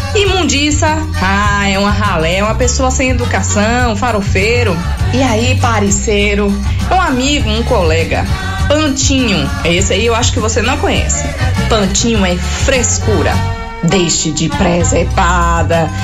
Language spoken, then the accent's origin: Portuguese; Vitória da Conquista, Bahia, Brazil; nós somos os conquistenses